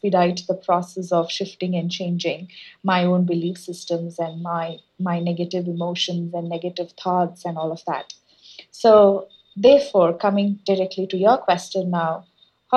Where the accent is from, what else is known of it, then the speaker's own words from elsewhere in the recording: India; moved away as an adult; also born or lived in United States; I was born and brought up in India. And when I went to US for my master's degree